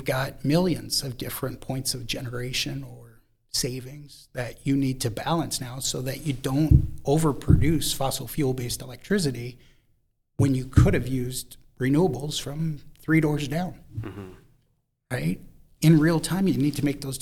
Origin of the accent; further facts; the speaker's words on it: Minnesota, United States; moved away; I was originally from Minnesota